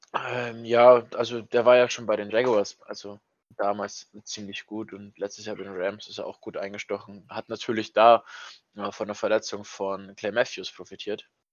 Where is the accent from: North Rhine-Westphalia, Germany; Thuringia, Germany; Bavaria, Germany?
Bavaria, Germany; bei uns in Bayern